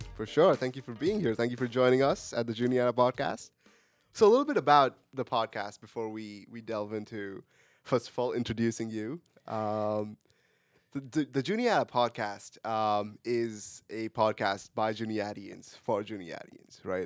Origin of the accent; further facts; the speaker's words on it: India; English is a second language; moved away as an adult; now in United States; I am from India.